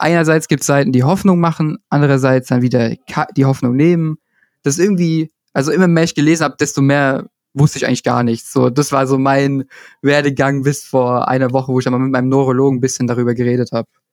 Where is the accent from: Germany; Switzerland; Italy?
Italy; ich komme auch noch aus Italien